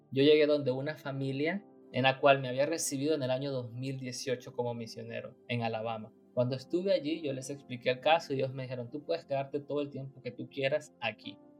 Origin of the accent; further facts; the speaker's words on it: Nicaragua; moved away as an adult; now in United States; yo quería servir a mi iglesia, la iglesia adventista, y también quería servir a mi país. Así que acepté el llamado y estando en Nicaragua